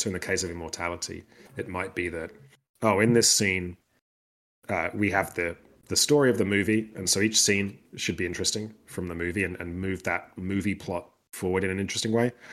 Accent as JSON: {"language": "English", "country": "United Kingdom", "said": "I'm British"}